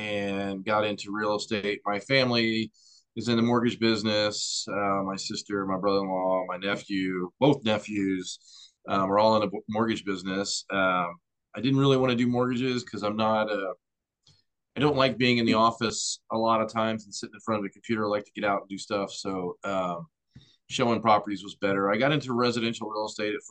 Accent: Missouri, United States; moved away as an adult; also born or lived in Florida; I grew up in Missouri, moved away. I joined the Coast Guard out of high school

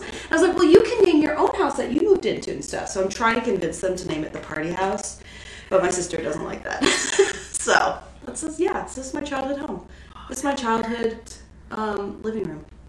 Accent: Texas, United States; growing up in Texas that I grew up in, so this is my childhood home technically

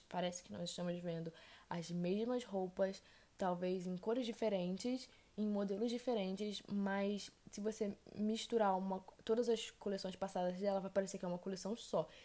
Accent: Brazil; eu não sou italiana, eu sou brasileira

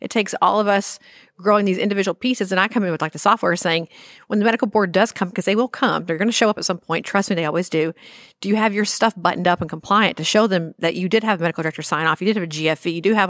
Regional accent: Arkansas, United States; I came from Arkansas many moons ago, and Arkansas is a very odd state.

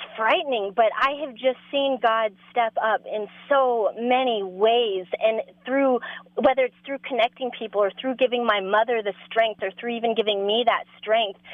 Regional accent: Denver, Colorado, United States; I'm from Denver

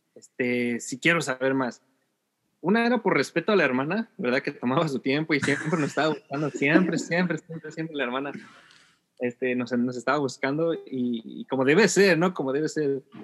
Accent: Ciudad Nezahualcóyotl, State of Mexico, Mexico; moved away as an adult; now in California, United States; yo soy de la Ciudad de México, nací en la, en la, Ciudad eh, de México, específicamente en Nesa, en esa York, esa Nezahualodo

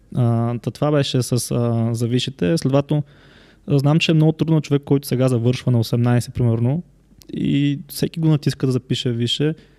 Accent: Yambol, Yambol Province, Bulgaria; Аз съм от Ямбол

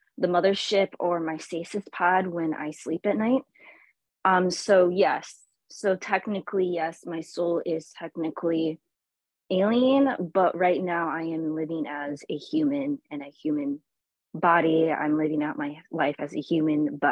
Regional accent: Michigan, United States; I am from the United States, originally from the state of Michigan

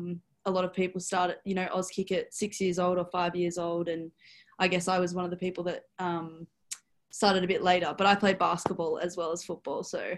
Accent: Melbourne, Victoria, Australia; I'm 21 years of age. I grew up in Melbourne, Victoria. I went to school here

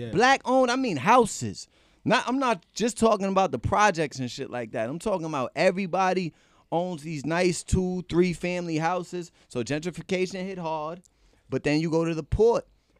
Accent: Boston, Massachusetts, United States; also born or lived in Cambridge, Massachusetts; I'm born in Boston. The second I got kicked out of Cambridge schools, I had to go to Charlestown for my whole high school experience.

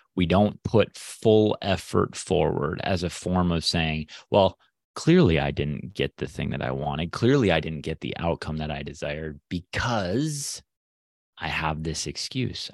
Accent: Midwest, United States; I'm a Midwesterner

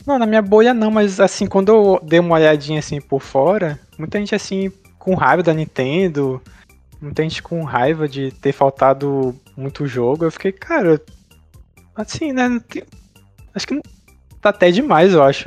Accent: Brazil; nós que somos brasileiros

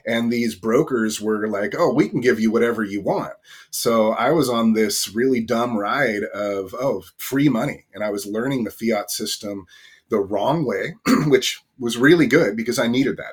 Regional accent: Northern California, United States; I grew up in a really small town, um, in the country in Northern California

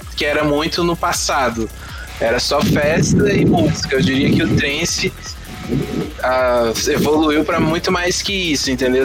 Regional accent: Cerrado, Brazil; a gente cresceu no Cerrado

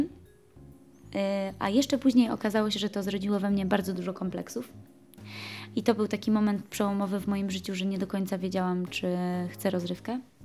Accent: Zakopane, Lesser Poland, Poland; ja jestem przede wszystkim góralką

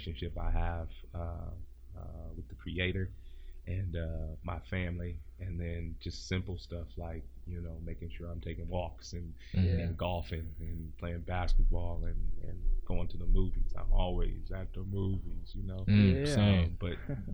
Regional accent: Joliet, Illinois, United States; moved away as an adult; now in Sacramento, United States; I'm originally from the Chicagoland area, a small town called Joliet.

